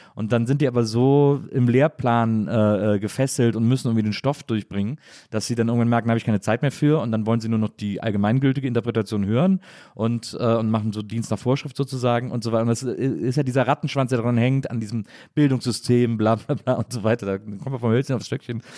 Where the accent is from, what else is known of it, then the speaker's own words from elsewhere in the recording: Cologne, North Rhine-Westphalia, Germany; als Kölner